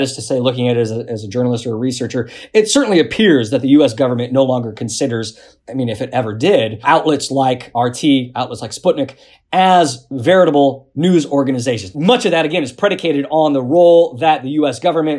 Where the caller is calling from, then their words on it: New York, United States; also born or lived in the South; usually based in New York, I'm calling from the South.